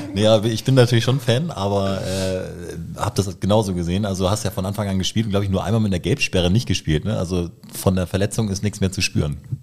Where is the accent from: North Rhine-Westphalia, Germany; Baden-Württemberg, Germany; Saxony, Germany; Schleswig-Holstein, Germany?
Schleswig-Holstein, Germany; Kiel; bin gebürtiger Kieler